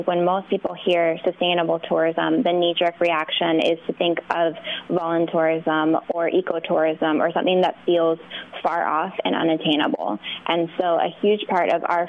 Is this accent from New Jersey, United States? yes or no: no; New York City, New York, United States; I'm a New Yorker